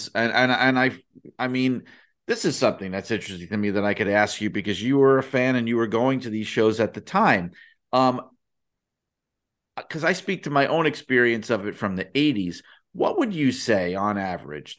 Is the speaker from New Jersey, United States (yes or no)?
no; the New York area, United States; I grew up in the New York area